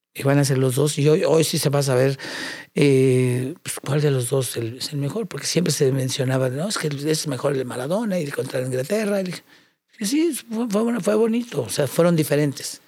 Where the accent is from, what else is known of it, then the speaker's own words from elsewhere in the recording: Mexico; orgulloso como mexicano